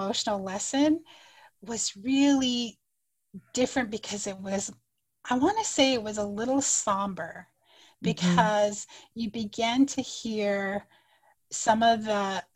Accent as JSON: {"language": "English", "country": "United States", "first_language": "Navajo", "second_language": "English", "lives_now": "Arizona, United States", "said": "I'm going to introduce myself in my native language first and then in English. So I introduced myself in Navajo to make a connection to other Diné people"}